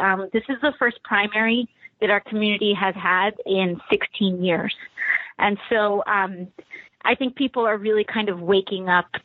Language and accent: English; New York City, New York, United States; as a girl from the Bronx